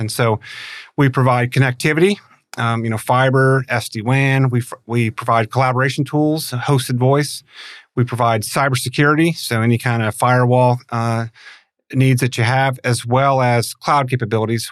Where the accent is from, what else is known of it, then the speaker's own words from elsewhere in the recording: St. Louis, Missouri, United States; moved away; also born or lived in Tulsa; I grew up in Saint Louis